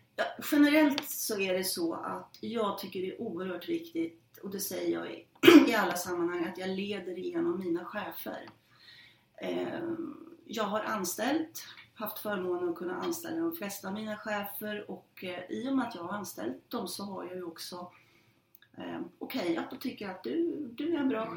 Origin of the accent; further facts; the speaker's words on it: Norrland, Sweden; jag är en norrlänning